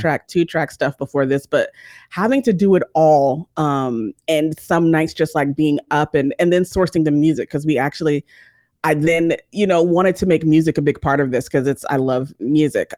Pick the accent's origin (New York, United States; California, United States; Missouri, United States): California, United States; San Bernardino; moved away as an adult; also born or lived in Los Angeles, California; now in Georgia, United States; I am from, originally from San Bernardino, California